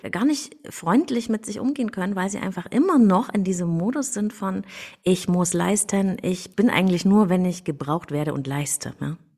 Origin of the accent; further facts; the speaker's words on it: Germany; Ich bin in der DDR aufgewachsen